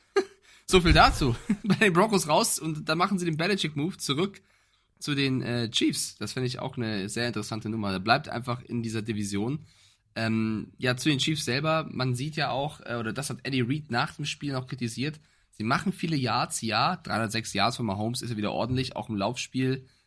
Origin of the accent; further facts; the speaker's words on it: Germany; Ich als Europäer, als Deutscher